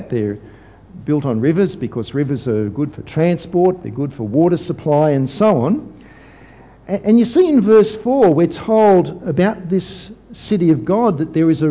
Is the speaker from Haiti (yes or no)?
no; Sydney, New South Wales, Australia; my hometown, Sydney